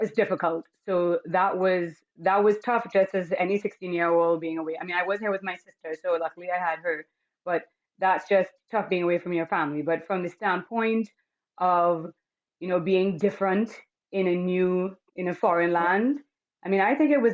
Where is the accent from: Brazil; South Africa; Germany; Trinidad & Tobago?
Trinidad & Tobago; moved away as an adult; now in Toronto, Canada; I'm coming from Trinidad and Tobago, where we are, you know, we're called the Rainbow Island because we have so many different races and so many different cultures and, you know, a mix of all